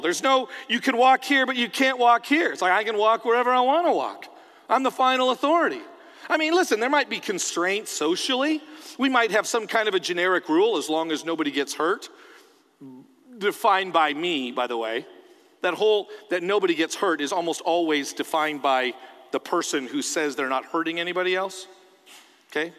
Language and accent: English; Canada; now in United States; I'm a Canadian, but I'm a Canadian who lives in America.